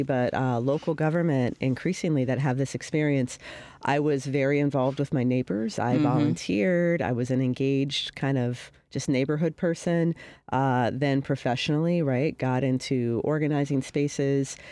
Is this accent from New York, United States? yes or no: no; Columbus, Ohio, United States; now in Chicago, United States; I'm from Columbus, Ohio